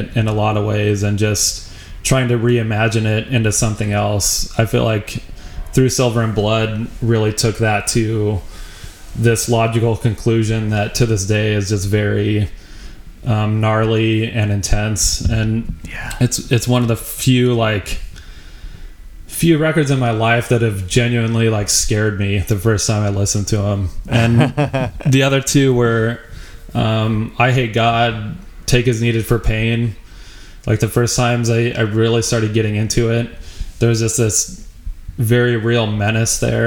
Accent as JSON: {"language": "English", "region": "Wyoming", "country": "United States", "tie": "born or raised there", "also_born_or_lived": "Denver, Colorado", "moved": "as an adult", "said": "I'm from a small town in Wyoming"}